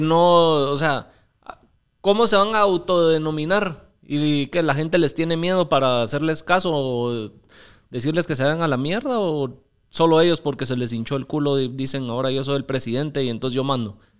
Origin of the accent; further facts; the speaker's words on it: Mixco, Guatemala Department, Guatemala; Yo crecí en San Cristóbal.